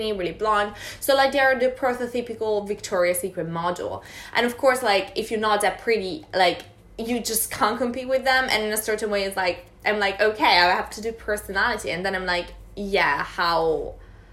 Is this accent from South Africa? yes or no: no; Italy; moved away as an adult; I'm from Italy